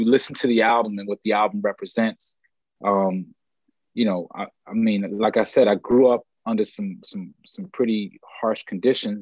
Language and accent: English; New York, United States; I grew up in New York, but if you like look behind my head, there's project buildings and, I went to school in the Polo Grounds